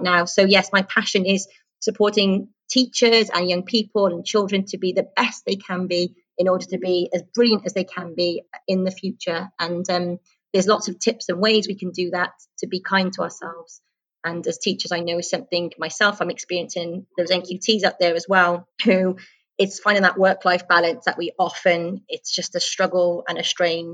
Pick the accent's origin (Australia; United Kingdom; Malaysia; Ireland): United Kingdom; moved away as an adult; now in United Arab Emirates; I'm a British teacher in a British school, and I trained in the UK